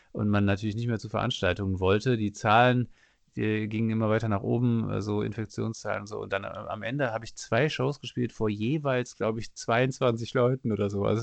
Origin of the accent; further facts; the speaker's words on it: Cologne, North Rhine-Westphalia, Germany; Ich komme aus Köln und nicht aus East Istanbul und wie auch immer.